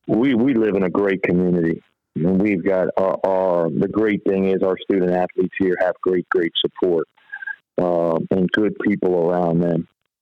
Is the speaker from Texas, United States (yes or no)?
no; Virginia, United States; also born or lived in Georgia, United States; I grew up in Northern Virginia, you know, right outside D.C., and so that was really good for me growing up there. Then I moved to high school in Georgia, North Georgia